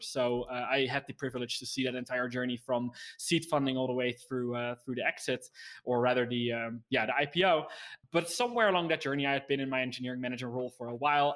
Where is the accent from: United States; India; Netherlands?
Netherlands; I was from the Netherlands